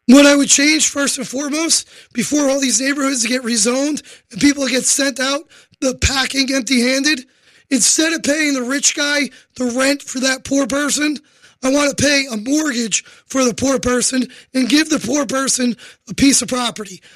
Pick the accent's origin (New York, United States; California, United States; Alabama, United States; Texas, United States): New York, United States; New York City; I am a New Yorker